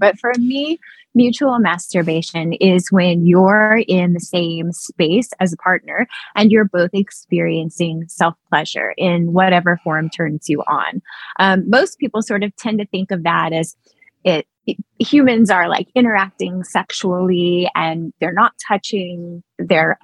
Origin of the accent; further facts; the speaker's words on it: East Texas, United States; I'm from East Texas